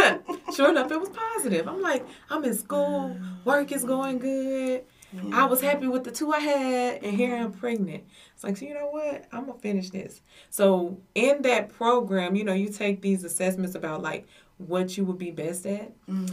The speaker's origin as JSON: {"language": "English", "town": "Madison", "country": "United States", "tie": "born or raised there", "said": "I grew up in Madison for the latter part of my years. Went to school there"}